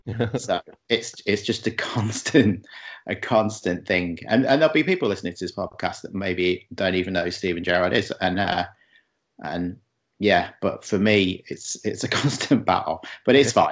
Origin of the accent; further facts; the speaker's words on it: England, United Kingdom; now in Montreal, Canada; I'm in Montreal, just outside of Montreal. Obviously, I'm not from here. I'm from England.